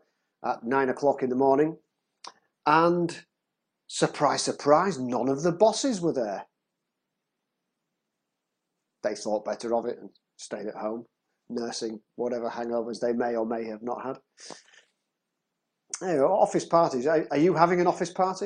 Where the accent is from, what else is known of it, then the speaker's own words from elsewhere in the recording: United Kingdom; moved away as an adult; now in Czech Republic; being British